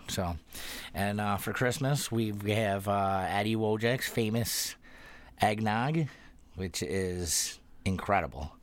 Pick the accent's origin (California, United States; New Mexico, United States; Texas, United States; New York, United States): New York, United States; Youngstown